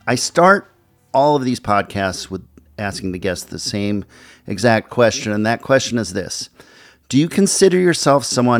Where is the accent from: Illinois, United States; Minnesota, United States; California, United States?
Minnesota, United States; Minneapolis; Today on the show we have Peter Jesperson, a music lifer from my hometown of Minneapolis, as a guest.